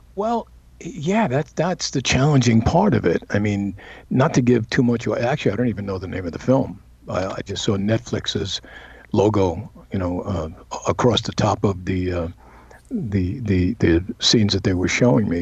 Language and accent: English; New York City, New York, United States; moved away; I'm from Brooklyn, and I don't even speak like that.